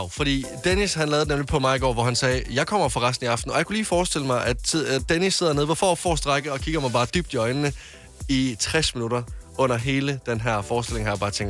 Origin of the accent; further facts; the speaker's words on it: Jutland, Denmark; also born or lived in Varde; now in Copenhagen, Denmark; Jeg er jo fra Jylland